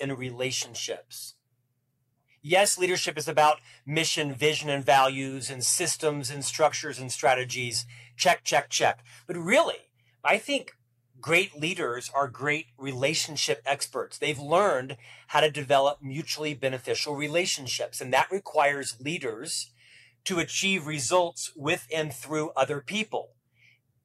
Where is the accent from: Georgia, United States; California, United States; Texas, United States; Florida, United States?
Florida, United States; Orlando; moved away as an adult; now in Provo, United States; where did a single Catholic boy from Orlando move? Well, to Provo, Utah